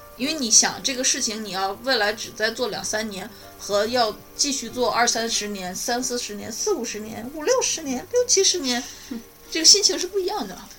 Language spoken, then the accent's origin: Chinese; China; now in United States; 我在美国这儿住得也很好，但是还是很怀念国内的那种热闹